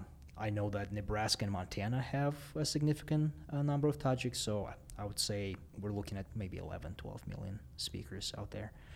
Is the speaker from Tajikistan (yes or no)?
yes; Dushanbe, Tajikistan; first language Russian; English is a second language; moved away; I was born and raised in Dushanbe, Tajikistan